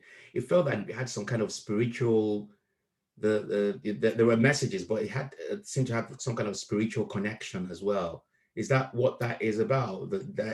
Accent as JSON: {"language": "English", "town": "Akure", "region": "Ondo", "country": "Nigeria", "tie": "born or raised there", "moved": "yes", "lives_now": "United Kingdom", "said": "I was raised in Nigeria briefly and from Akure."}